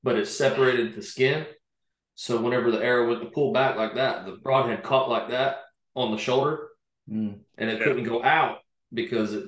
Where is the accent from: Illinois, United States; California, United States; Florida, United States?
Florida, United States; we grew up hunting in Florida